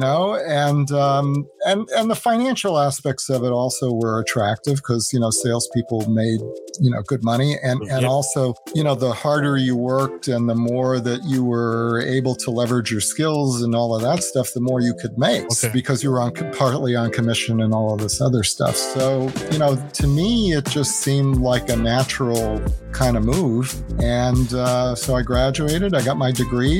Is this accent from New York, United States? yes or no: yes; Long Island, New York, United States; I grew up in New York on Long Island